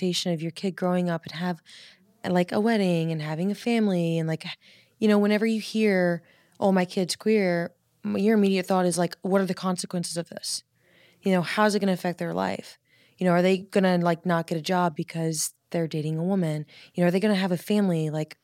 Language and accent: English; the South, United States; I grew up in the South